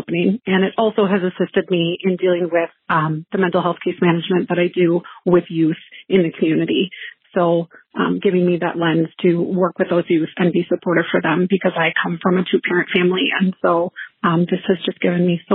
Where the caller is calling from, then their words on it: Minnesota, United States; I am calling from Minnesota